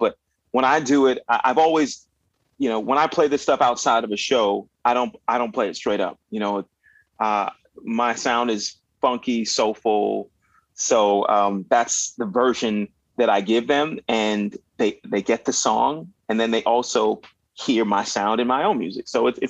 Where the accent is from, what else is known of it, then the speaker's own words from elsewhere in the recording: Miami, Florida, United States; also born or lived in Winnipeg, Manitoba, Canada; where I grew up in Miami, Florida, where hip hop and salsa, merengue, and R&B was the name of the game.